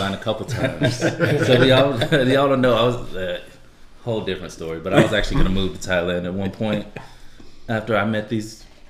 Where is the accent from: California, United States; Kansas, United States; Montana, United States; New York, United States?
California, United States; moved away as an adult; also born or lived in Japan; now in Round Rock, United States; I'm from California.